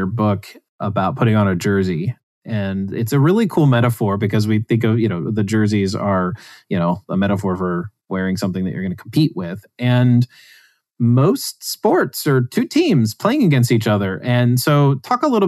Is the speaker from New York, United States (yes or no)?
no; West Virginia, United States; I grew up in West Virginia, and I grew up near poverty